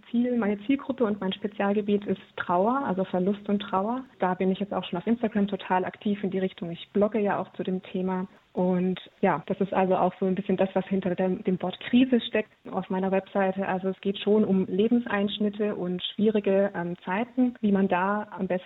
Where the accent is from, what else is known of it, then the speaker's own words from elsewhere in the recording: Heilbronn, Baden-Württemberg, Germany; ich äh, komme aus Heilbronn, das ist im Großraum Stuttgart